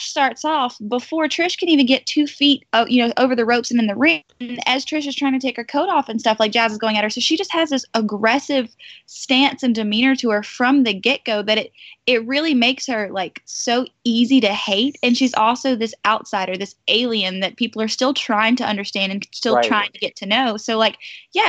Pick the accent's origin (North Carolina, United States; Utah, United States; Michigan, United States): North Carolina, United States; I was from North Carolina